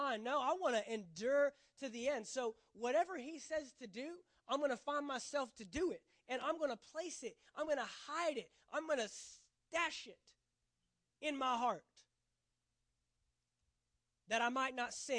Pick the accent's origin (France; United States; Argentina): United States; Texas; I'm from Texas